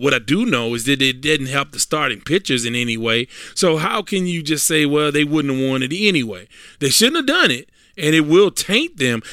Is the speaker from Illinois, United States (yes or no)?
no; Houston, Texas, United States; I'm from the South Side, South Park, Texas.